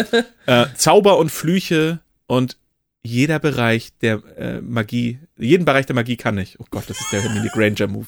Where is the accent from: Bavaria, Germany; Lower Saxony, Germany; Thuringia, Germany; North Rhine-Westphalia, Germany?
Lower Saxony, Germany; Oldenburg; als Oldenburger